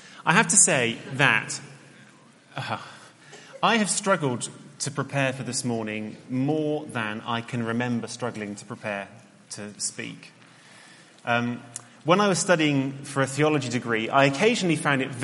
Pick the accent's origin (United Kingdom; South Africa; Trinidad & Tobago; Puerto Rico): United Kingdom; Cheltenham, South West England; where I grew up in Cheltenham